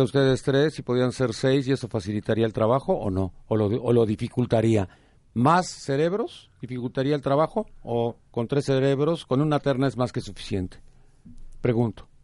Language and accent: Spanish; Mexico; como mexicanos